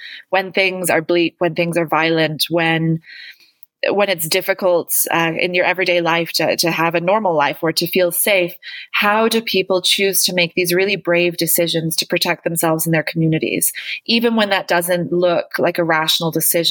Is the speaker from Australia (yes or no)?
no; Canada; moved away as an adult; also born or lived in New Zealand / United Kingdom / Colombia; now in Mexico City, Mexico; I'm originally Canadian, although I grew up in New Zealand and Canada